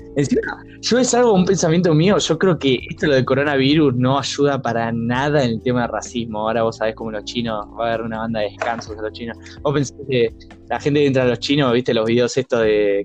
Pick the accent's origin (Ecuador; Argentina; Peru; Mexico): Argentina